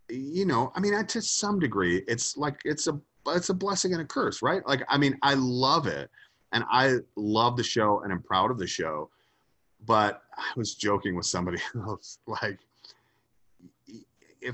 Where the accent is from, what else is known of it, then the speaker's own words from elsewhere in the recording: Atlanta, Georgia, United States; moved away; I was originally from Atlanta, Georgia, and I moved away